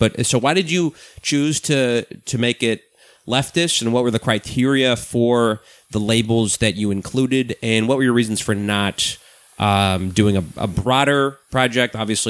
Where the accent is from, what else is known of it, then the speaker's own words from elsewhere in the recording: St. Paul, Minnesota, United States; I'm from St. Paul